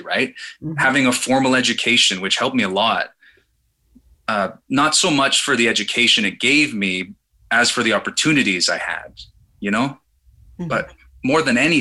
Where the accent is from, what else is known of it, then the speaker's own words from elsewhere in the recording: Mexico City, Mexico; I was born in Mexico City